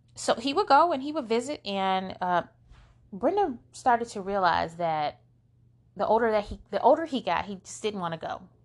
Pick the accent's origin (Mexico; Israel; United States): United States; Flint, Michigan; We're from Flint, Michigan